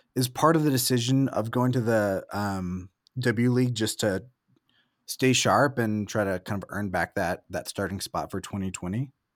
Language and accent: English; Salem, Oregon, United States; moved away as an adult; also born or lived in Portland, Oregon / Salt Lake City; I'm from Salem and went to college in Portland before moving to Salt